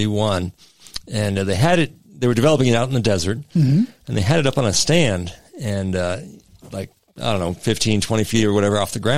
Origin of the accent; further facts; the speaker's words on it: Dallas, Texas, United States; I grew up in Dallas